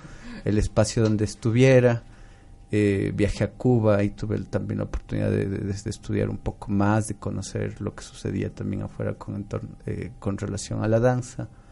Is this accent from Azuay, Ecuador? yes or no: yes; Cuenca, Azuay, Ecuador; yo soy cuencano de nacimiento, entonces una vez, desde que era muy niñito